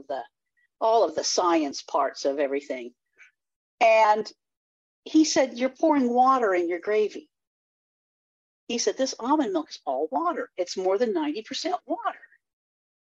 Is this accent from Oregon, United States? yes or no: yes; Eugene, Oregon, United States; moved away; also born or lived in California; I was born in Eugene, Oregon